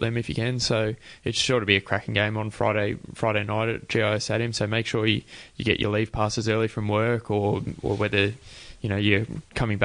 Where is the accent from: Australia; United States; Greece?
Australia; Albury, New South Wales; moved away as an adult; also born or lived in Wagga Wagga, New South Wales; now in Canberra, Australia; I was born in Wagga and Albury raised